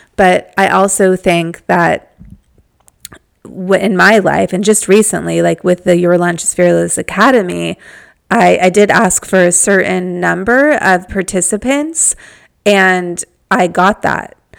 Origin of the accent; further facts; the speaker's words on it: Malibu, California, United States; I'm from Malibu